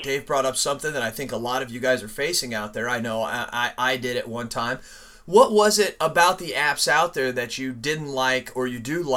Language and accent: English; Phoenix, Arizona, United States; moved away; I was born in Phoenix, Arizona